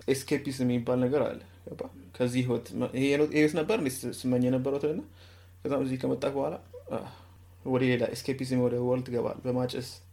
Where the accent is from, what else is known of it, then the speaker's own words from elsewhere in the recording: Ethiopia; moved away; እኛ ያደግነው ኢትዮጵያ